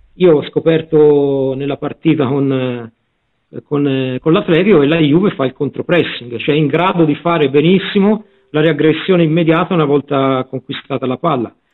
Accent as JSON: {"language": "Italian", "region": "Tuscany", "country": "Italy", "said": "io e il prof siamo, siamo toscani"}